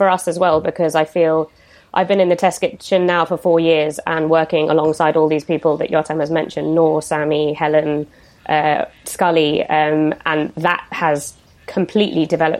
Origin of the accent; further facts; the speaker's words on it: Tuscany, Italy; restaurants around where I grew up in Tuscany